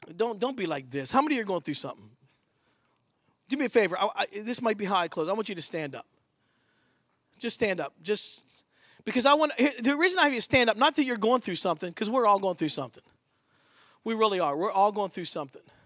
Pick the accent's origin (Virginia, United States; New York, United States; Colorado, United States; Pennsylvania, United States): Pennsylvania, United States; Pittsburgh; moved away as an adult; also born or lived in Philadelphia / Battle Creek, Michigan; I'm from Pittsburgh